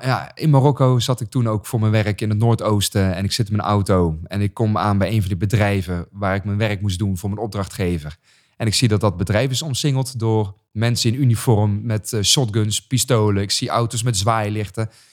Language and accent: Dutch; Raamsdonksveer, North Brabant, Netherlands; gewoon geboren getogen in Brabant